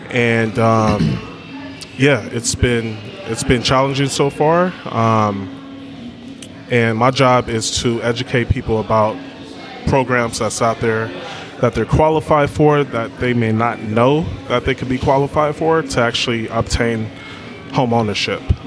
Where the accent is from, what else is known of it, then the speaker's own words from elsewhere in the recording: Berkeley, California, United States; I am from Berkeley, California, born and raised.